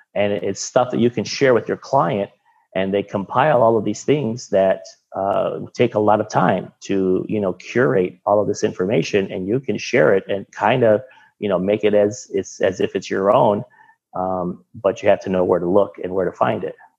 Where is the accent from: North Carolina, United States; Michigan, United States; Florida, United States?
Michigan, United States; moved away as an adult; now in Miami, United States; I'm from Michigan